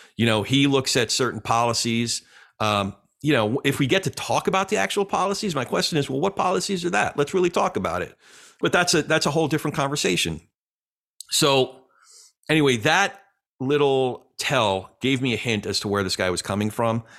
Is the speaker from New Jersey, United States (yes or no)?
yes; the Jersey side, New Jersey, United States; my hometown, the Jersey side